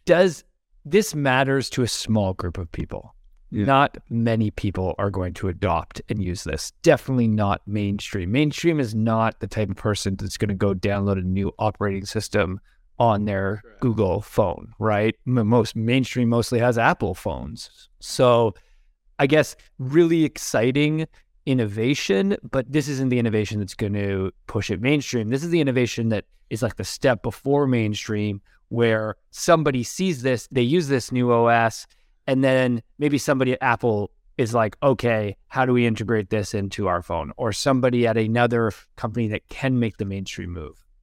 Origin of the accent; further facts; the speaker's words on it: Canada; like how being Canadian, we always get called American.